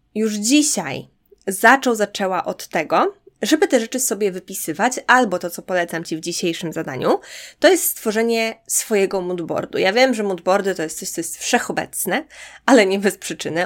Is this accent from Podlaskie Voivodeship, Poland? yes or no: yes; Podlaskie Voivodeship, Poland; moved away; to skąd pochodzę, to w moim przypadku to jest mała podlaska miejscowość